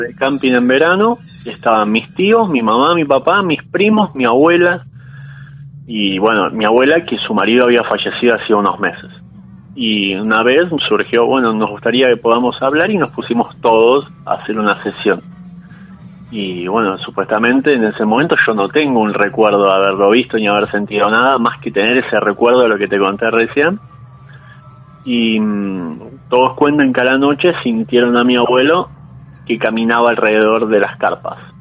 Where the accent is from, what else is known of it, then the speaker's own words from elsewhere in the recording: San Isidro, Buenos Aires Province, Argentina; also born or lived in Saavedra, Buenos Aires; now in Buenos Aires, Argentina; Yo ahora en este momento soy de San Isidro, pero estoy viviendo en Saavedra con mi novia